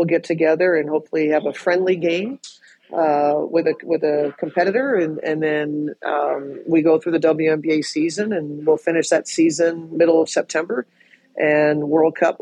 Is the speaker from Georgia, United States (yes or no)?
no; Nebraska, United States; I grew up in Nebraska